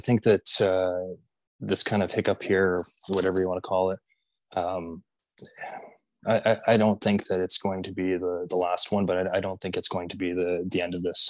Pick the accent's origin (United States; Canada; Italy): Canada; as a Canadian